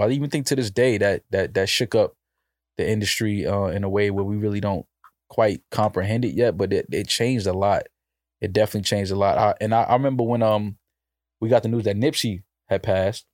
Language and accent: English; New York, United States; I'm from the East Coast. I'm from New York